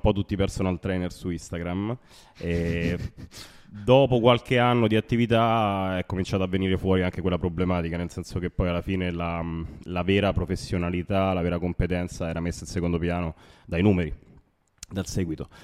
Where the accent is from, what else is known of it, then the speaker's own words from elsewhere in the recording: Rome, Lazio, Italy; le origini ovviamente sono di Roma